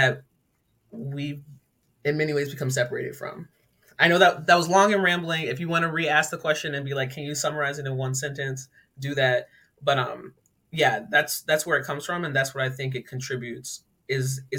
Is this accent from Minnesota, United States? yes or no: no; Laurel, Maryland, United States; I grew up in Laurel, Maryland, a pretty diverse community